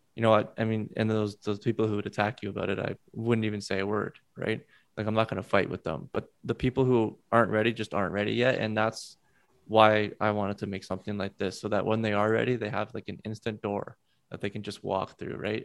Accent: Alberta, Canada; I'm from Alberta and my parents are in Ontario

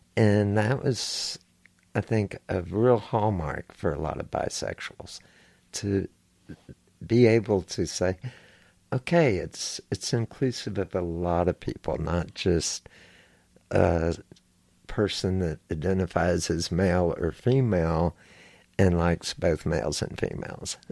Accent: Houston, Texas, United States; I grew up here in Houston, Texas.

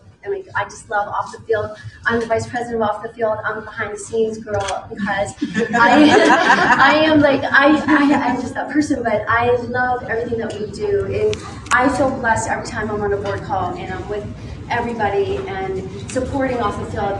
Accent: Pittsburgh, Pennsylvania, United States; moved away; also born or lived in Arizona; growing up in Pittsburgh

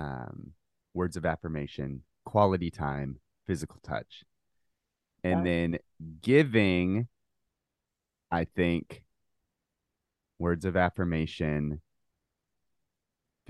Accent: Nashville, Tennessee, United States; I'm from Nashville, Tennessee.

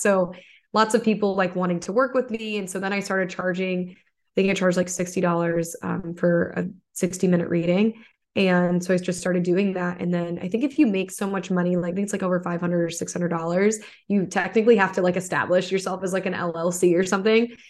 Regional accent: suburb of Toledo, Michigan, United States; moved away; I'm actually from Toledo, Ohio, but I'm from a suburb in Michigan. It's like right on the border

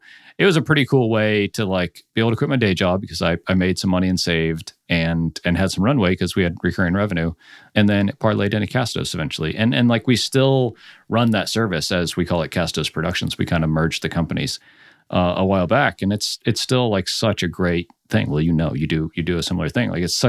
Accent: Orlando, Florida, United States; also born or lived in France; So I'm originally from Orlando and have lived like all around. So like I went to school in Nashville, then I did graduate school in Cleveland, lived in Savannah, Nashville, San Diego, New Orleans. And then we spent 5 years in France

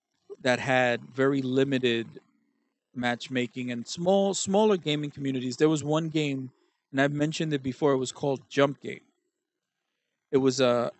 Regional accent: New York City, New York, United States; I'm from Brooklyn

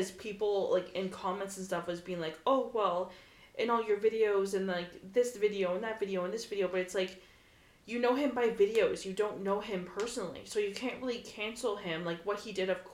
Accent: Ontario, Canada; And I'm like, Ontario.

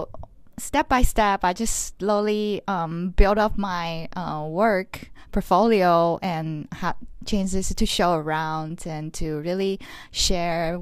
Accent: Los Angeles, California, United States; I come from Los Angeles. I'm a Taiwanese-American artist, but I also have Vietnamese and French family culture background

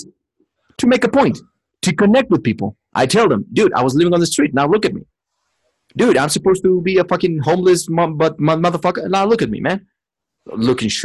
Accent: Mexico City, Mexico; English is a second language; moved away; I'm just from Mexico City.

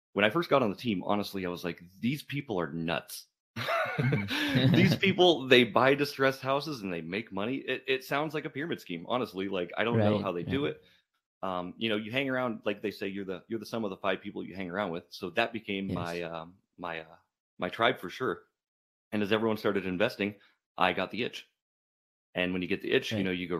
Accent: Northern Idaho, United States; I'm born and raised in Northern Idaho

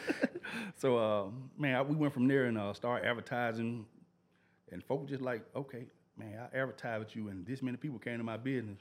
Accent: Memphis, Tennessee, United States; also born or lived in Olive Branch, Mississippi / Whitehaven, Memphis; I was born in Orange Mound

